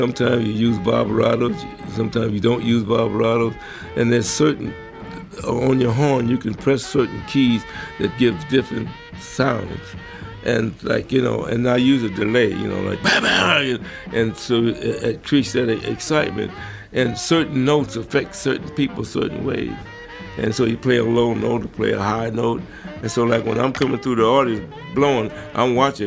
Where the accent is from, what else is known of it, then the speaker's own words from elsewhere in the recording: Los Angeles, California, United States; I was born and raised in Watts, 1927